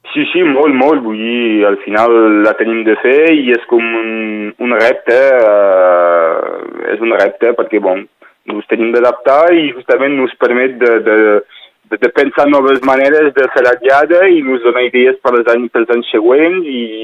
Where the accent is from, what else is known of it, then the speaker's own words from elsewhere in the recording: Northern Catalonia, Occitania, France; la realitat que vivim aquí com a catalans